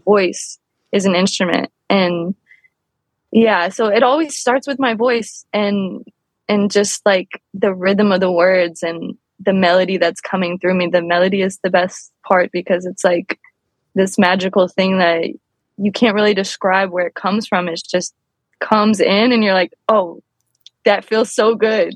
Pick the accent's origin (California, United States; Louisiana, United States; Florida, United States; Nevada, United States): Louisiana, United States; New Orleans; now in Los Angeles, United States; I grew up in New Orleans.